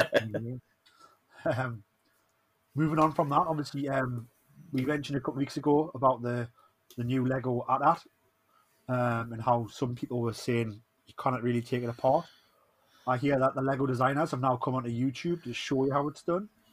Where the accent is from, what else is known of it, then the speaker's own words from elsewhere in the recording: Newcastle upon Tyne, North East England, United Kingdom; accent: Geordie; I am the …